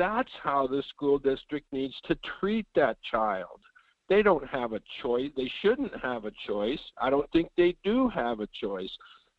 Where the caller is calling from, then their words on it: Fairbanks, Alaska, United States; Good morning. This is … in Fairbanks.